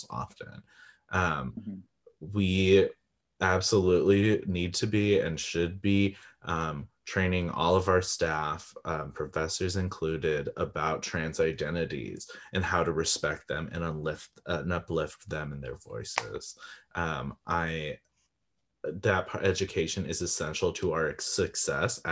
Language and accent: English; California, United States; I grew up in California in a very wealthy neighborhood, county